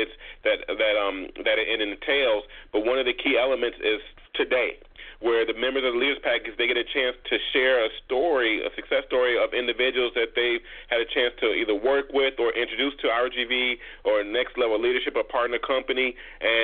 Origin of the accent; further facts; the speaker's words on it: Chicago, Illinois, United States; moved away; I'm originally from Chicago